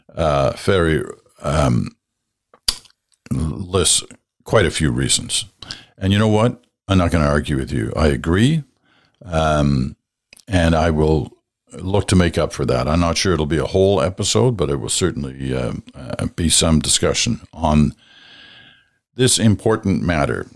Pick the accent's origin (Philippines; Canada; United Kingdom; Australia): Canada; Nova Scotia; moved away; I'm originally from Nova Scotia